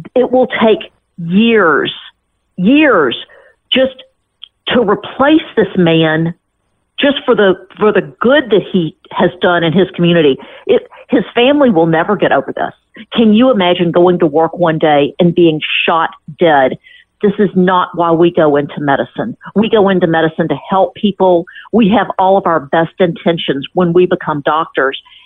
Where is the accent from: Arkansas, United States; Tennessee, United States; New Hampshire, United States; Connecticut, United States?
Tennessee, United States; Memphis; I'm from Memphis